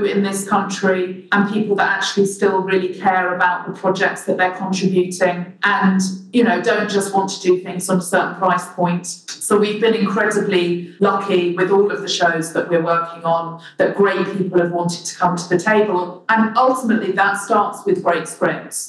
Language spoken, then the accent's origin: English; London, United Kingdom; as a Londoner born and bred here